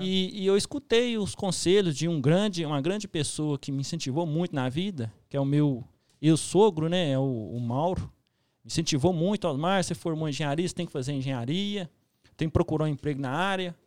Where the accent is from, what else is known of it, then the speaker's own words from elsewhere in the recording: Papagaios, Minas Gerais, Brazil; moved away as an adult; also born or lived in Pequi, Minas Gerais; Eu sou de Piqui, nasci em Piqui, cidade mineira. Depois me mudei para Papagaios com sete anos. E Papagaio que eu me criei